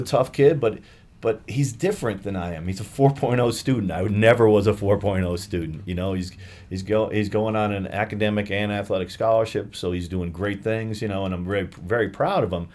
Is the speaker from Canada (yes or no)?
no; Albany, New York, United States; moved away; I grew up in Albany, New York.